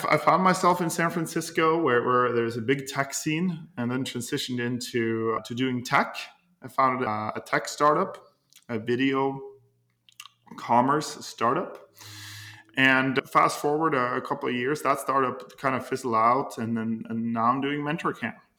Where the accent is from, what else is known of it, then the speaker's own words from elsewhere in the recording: Norway; moved away as an adult; now in United States; I'm originally from Norway and I came to the United States uh, a little over 10 years